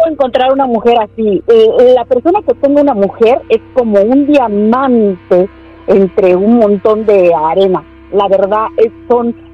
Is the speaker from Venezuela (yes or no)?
no; Mexico; No, yo soy mexicana y no soy interesada.